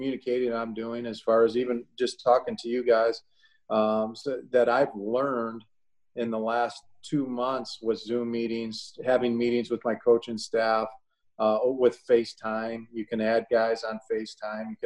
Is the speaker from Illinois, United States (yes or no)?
yes; Illinois, United States; moved away as an adult; now in Ohio, United States; I grew up in Illinois